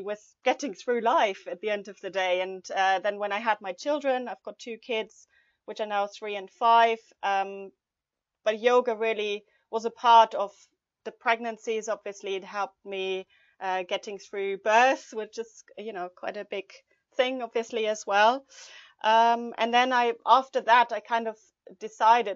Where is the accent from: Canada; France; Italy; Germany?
Germany; moved away as an adult; now in London, United Kingdom; I'm originally from Germany.